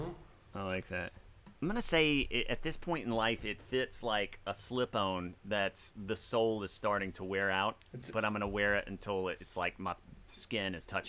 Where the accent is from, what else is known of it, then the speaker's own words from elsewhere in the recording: Mississippi, United States; I'm from Mississippi.